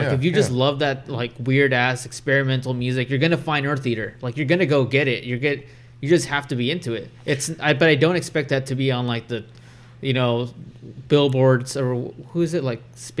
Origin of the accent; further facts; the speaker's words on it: Bakersfield, California, United States; grew up in Bakersfield. Bakersfield just had Crab.